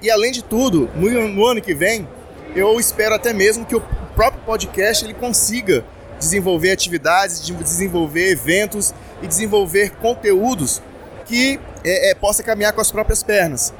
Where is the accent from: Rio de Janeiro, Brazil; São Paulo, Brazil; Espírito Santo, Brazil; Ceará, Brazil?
Espírito Santo, Brazil; eu sou do Espírito Santo